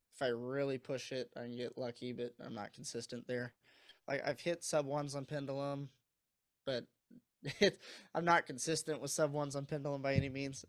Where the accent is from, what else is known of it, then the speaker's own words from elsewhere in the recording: Missouri, United States; moved away as an adult; now in Michigan, United States; I moved up here for college. I'm from Missouri